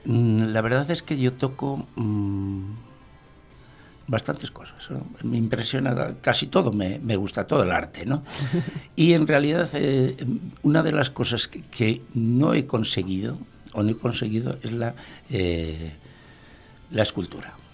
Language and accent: Spanish; Bilbao, Basque Country, Spain; born there; Nací en Bilbao.